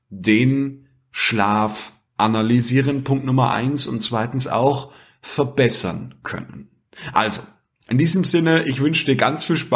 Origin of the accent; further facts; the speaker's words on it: Austria; der Kippfall, wie man bei uns in Österreich sagt.